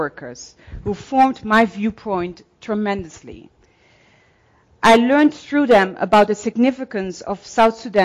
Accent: Netherlands; I was born in a white Christian town where we were the first example of a black middle-class family on its way to becoming as Dutch as possible

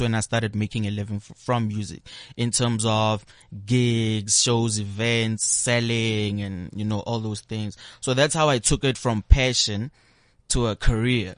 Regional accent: Pretoria, Gauteng, South Africa; also born or lived in Kempton Park; I grew up in Pretoria, Sunnyside. We moved to different locations, you know, Kempton Park, but Pretoria, Sunnyside, that is my home.

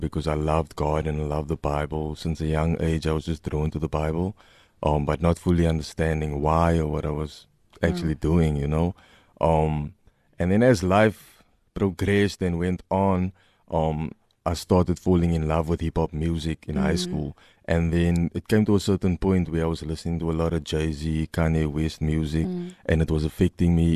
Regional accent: Cape Town, Western Cape, South Africa; I'm from Mitchell's Plain

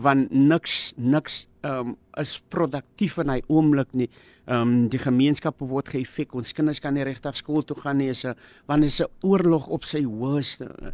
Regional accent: Cape Town, Western Cape, South Africa; ek het groot geword in Mitchells plain tafelsig

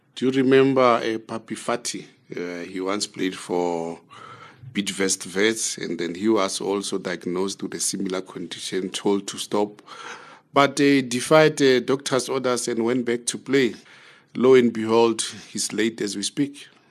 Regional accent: Zambia; We're from Zambia.

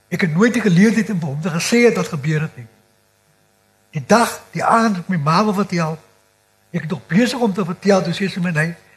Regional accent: Cape Flats, Western Cape, South Africa; Ek is gebore in Kyoto, een van in die eerste boerbeerte op die vlakte.

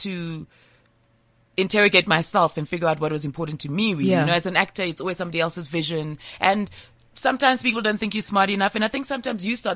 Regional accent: former Transkei, Eastern Cape, South Africa; I was raised as a Ghanaian child who grew up in the former Transkei.

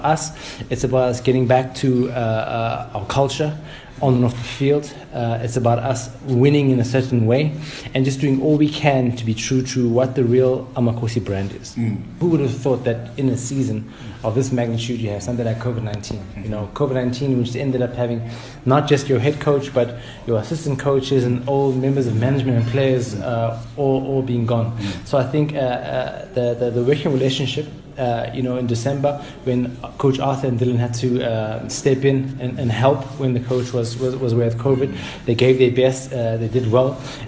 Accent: Soweto, Gauteng, South Africa; Of course, we want to see Soweto on the map. You know, now we're from Soweto and we want it to be number one.

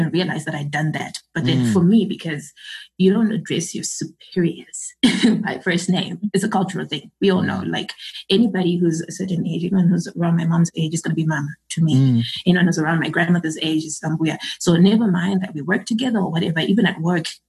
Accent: Zimbabwe; I'm from Zimbabwe.

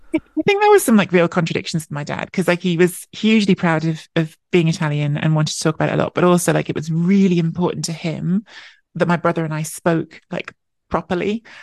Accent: London, United Kingdom; I was born and grew up in London.

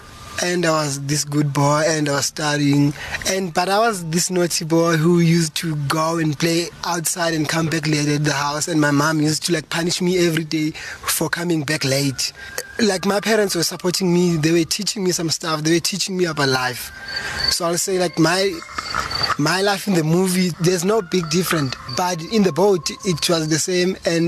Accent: Soweto, Gauteng, South Africa; To grow up in Soweto, actually, it was quite hard

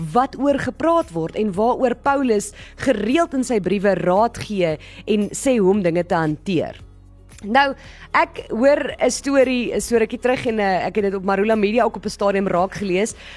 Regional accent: South Africa

